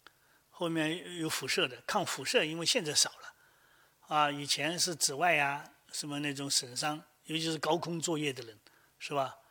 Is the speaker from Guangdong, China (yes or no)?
yes; Guangdong, China; 我们广东人是饭前喝汤，